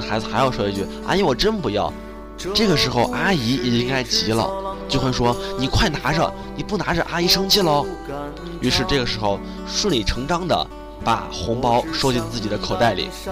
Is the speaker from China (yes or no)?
yes; China; 这也是我们中国人的一个特色，就是客气，喜欢跟别人客气